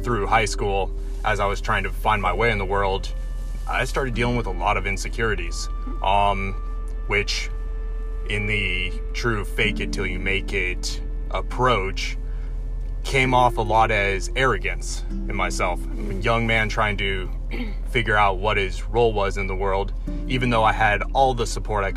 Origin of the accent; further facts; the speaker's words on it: Coos Bay, Oregon, United States; moved away as an adult; I grew up in Southern Oregon, small town called Coos Bay